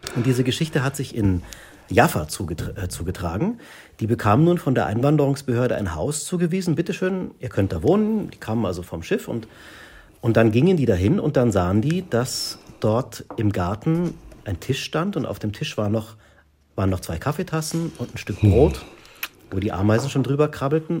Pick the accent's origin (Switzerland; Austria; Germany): Germany; also born or lived in Munich; wir als Deutsche